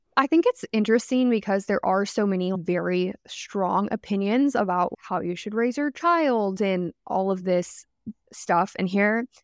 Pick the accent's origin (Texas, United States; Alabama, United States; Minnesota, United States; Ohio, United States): Texas, United States; Dallas-Fort Worth area; I'm, like, from the D F W area and always been, like, kind of in the city, I live in Dallas now